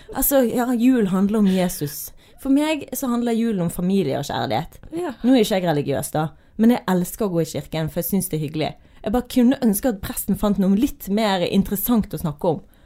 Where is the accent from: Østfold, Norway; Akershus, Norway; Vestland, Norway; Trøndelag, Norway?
Vestland, Norway; Øygarden; Jeg er fra Øygarden, der har ikke vi julegeit engang